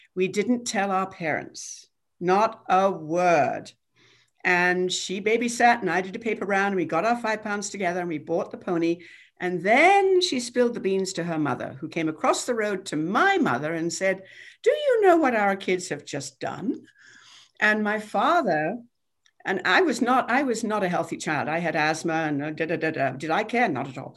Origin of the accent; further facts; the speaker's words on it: England, United Kingdom; moved away as an adult; now in United States; I was born in England and came over when I was twenty-two